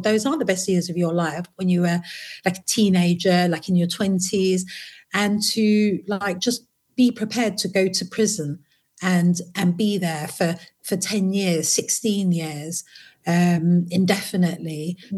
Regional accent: London, United Kingdom; also born or lived in Potters Bar / Waltham Forest; I was born in Potter's Bar, and uh, my mum moved to London when I was about one. And then I lived and grew up in uh, Hackney

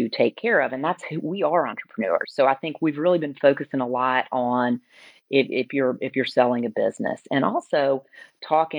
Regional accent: Alabama, United States; now in Atlanta, United States; I grew up in Alabama.

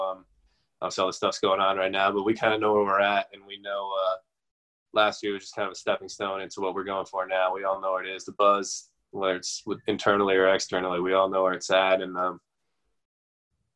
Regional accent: New Jersey, United States; now in Buffalo, United States; I'm from New Jersey, obviously. I grew up a Giants fan

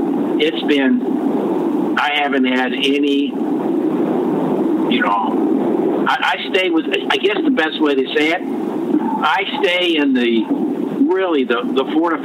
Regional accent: United States; You know, so I like a lot of, you know, American history because I'm American, okay?

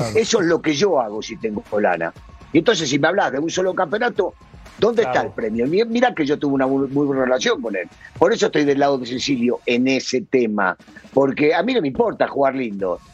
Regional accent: Argentina; Yo soy argentino

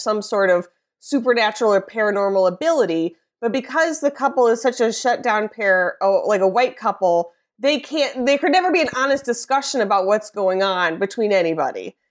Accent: Midwest, United States; being a Midwesterner, a woman, an American

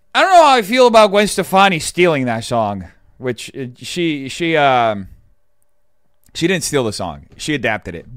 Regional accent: São Paulo, Brazil; moved away; Sao Paulo Fashion Week is like the New York Fashion Week for my hometown

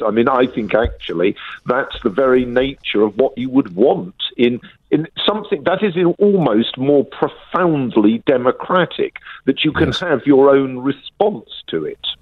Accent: United Kingdom; I'm a Brit

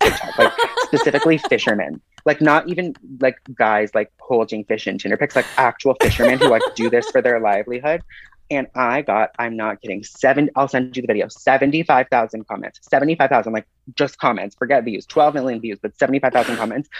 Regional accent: Toronto, Ontario, Canada; I grew up in Toronto

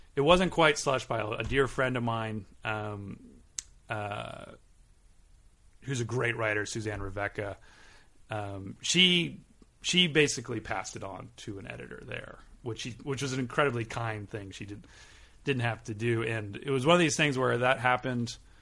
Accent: Southern California, United States; also born or lived in Long Beach / Westchester, Los Angeles / Berkeley; now in Los Angeles, United States; I grew up in Southern California

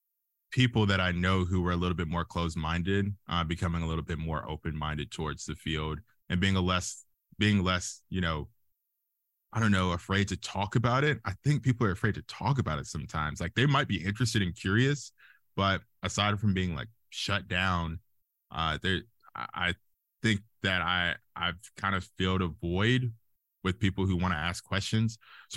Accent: Alabama, United States; I guess the biggest thing is that I'm from Alabama. I usually get like question marks and see them in people's eyes when I say, yeah, I'm from like the country, and they're like, you? And I'm like, yeah, I'm from as country as you can get in Alabama.

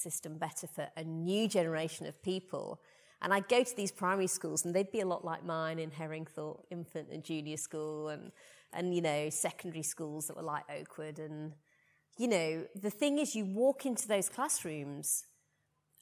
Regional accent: Rotherham, Yorkshire and the Humber, United Kingdom; moved away; also born or lived in Putney, London; growing up in Rotherham

